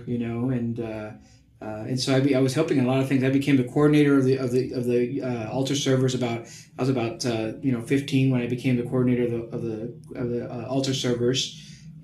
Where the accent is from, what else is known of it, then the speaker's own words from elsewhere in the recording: Hornsby Bend, Webberville area, Texas, United States; my home parish is Santa Barbara Catholic Church out in Hornsby Bend, Weberville area